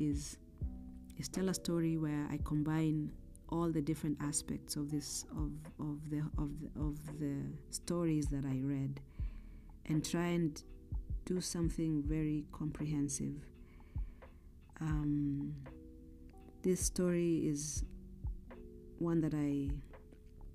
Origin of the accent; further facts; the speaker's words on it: Kenya; I grew up in Kenya